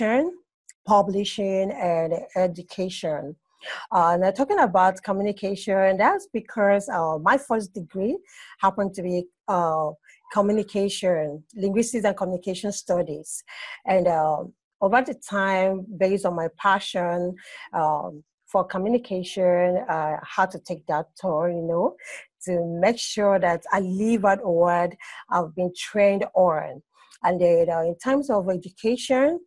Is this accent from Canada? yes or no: no; Abia, Nigeria; also born or lived in Port Harcourt, Nigeria; now in Lagos, Nigeria; I'm from Abe State in Nigeria. But presently, I stay in Lagos, Nigeria